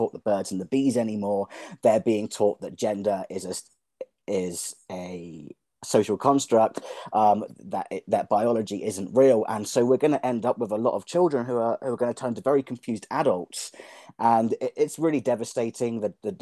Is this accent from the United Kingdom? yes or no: yes; England, United Kingdom; now in Arizona, United States; I'm from England